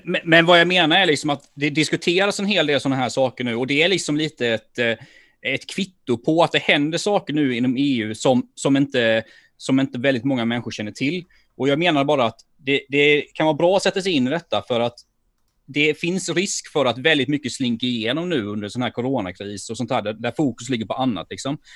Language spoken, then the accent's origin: Swedish; Sweden; jag som ekonom och som svensk och som företagare